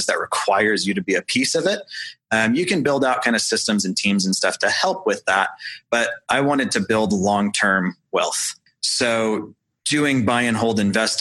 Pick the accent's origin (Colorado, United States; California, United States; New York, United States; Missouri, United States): Missouri, United States; St. Louis; now in Indianapolis, United States; I was from St. Louis